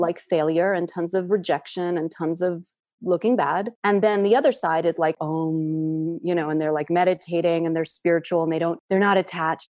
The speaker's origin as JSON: {"language": "English", "town": "New York City", "region": "New York", "country": "United States", "tie": "born or raised there", "said": "a tenement part of Queens with a lot of immigrants. My family had just immigrated from Russia a month before I was born"}